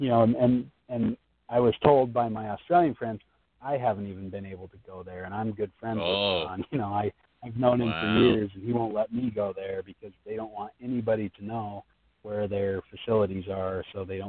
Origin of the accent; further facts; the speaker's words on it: United States; being an American